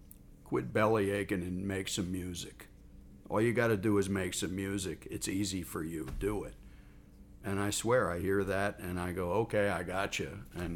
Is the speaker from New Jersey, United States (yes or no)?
yes; New Jersey, United States; now in California, United States; When I moved to California from New Jersey to seek a musical career, my original intention was to have my own band, to write my own songs, to front the band. I even had a band in New Jersey